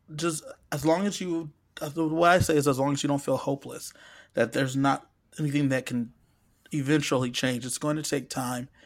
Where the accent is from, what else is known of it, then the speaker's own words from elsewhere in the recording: Southern California, United States; I'm from Southern California